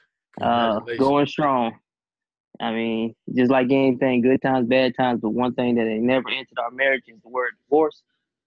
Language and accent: English; Pensacola, Florida, United States; also born or lived in Portsmouth, Virginia; And then my dad ended up getting orders to Pensacola, Florida. And that's where I ended up spending the rest of my time.